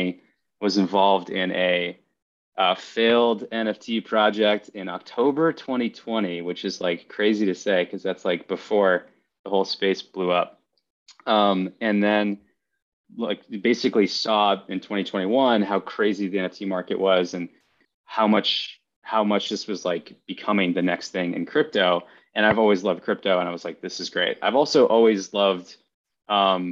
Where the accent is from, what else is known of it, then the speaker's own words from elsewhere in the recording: East Coast, United States; now in Los Angeles, United States; I'm from the East Coast originally